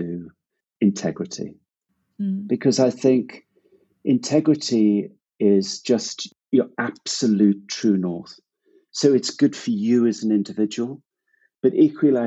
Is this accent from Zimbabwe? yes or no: yes; Zimbabwe; moved away; also born or lived in Hong Kong / Cambodia; I grew up in Zimbabwe